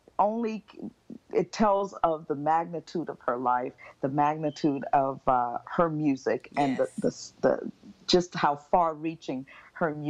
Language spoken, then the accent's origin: English; Miami, Florida, United States; now in Montreal, Canada; I was born and raised in Miami, Florida